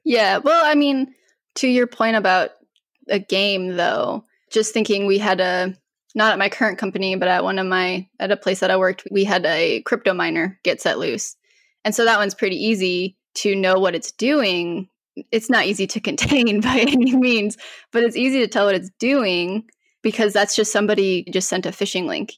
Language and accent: English; Colorado, United States; moved away as an adult; now in North Carolina, United States; I'm originally from Colorado, so moved to North Carolina